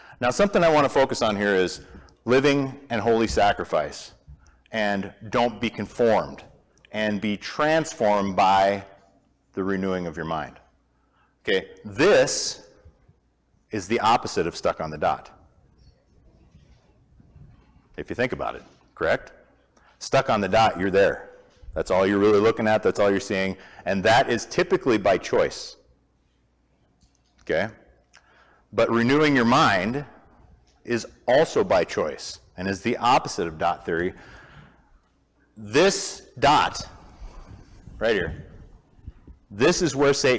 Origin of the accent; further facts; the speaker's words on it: Montana, United States; also born or lived in Moscow, Idaho; we're from Montana, a lot of you guys know that, spent 35 plus years myself in Montana